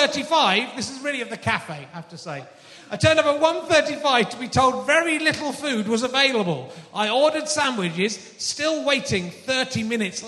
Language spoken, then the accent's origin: English; Cheddar, South West England, United Kingdom; born or raised there; also born or lived in York / Loughborough